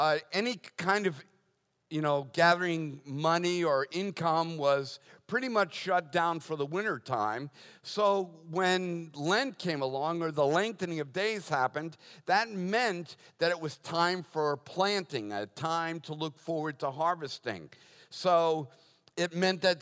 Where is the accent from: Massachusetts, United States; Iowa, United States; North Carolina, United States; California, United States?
Massachusetts, United States; Boston; I was born and raised Catholic in Boston